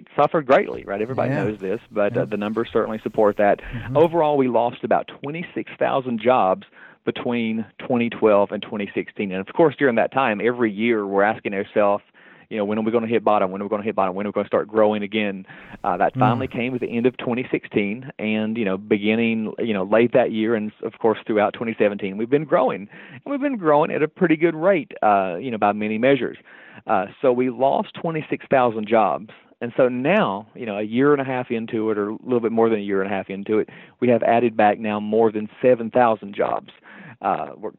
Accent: southwestern Virginia, United States; moved away as an adult; also born or lived in Tennessee / Omaha, Nebraska; now in West Virginia, United States; I'm from originally southwestern Virginia. My home is about 45 minutes off of the kind of southernmost, point in West Virginia

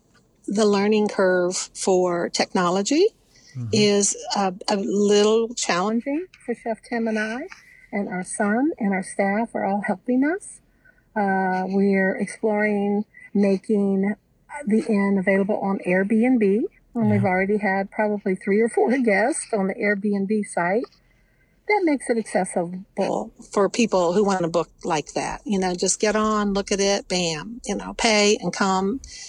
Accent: West Virginia, United States; I'm from Kanawha County.

